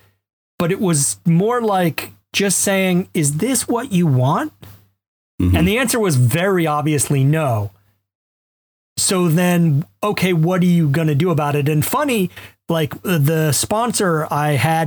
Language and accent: English; Alabama, United States; I'm a white guy who grew up middle class in Alabama